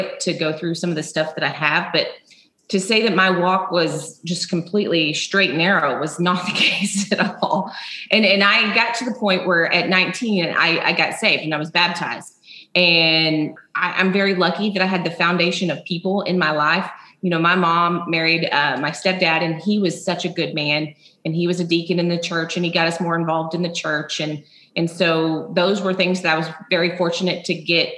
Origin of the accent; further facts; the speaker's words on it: Midland, Texas, United States; I grew up in Midland, Texas, home of the Friday Night Lights